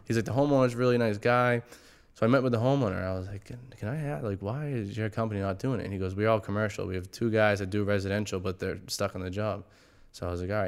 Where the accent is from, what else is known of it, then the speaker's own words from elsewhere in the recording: Massachusetts, United States; we're from Mass